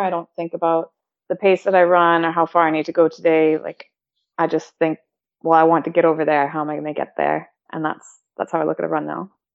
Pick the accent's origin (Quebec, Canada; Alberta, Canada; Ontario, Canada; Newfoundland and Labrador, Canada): Alberta, Canada; Calgary; born or raised there; also born or lived in Victoria; now in United Kingdom